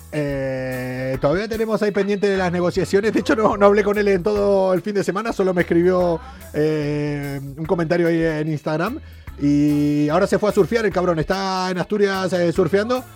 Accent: Argentina; yo soy argentino

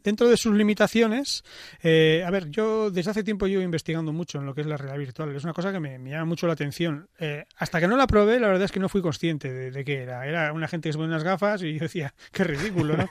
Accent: Basque Country, Spain; soy vasco

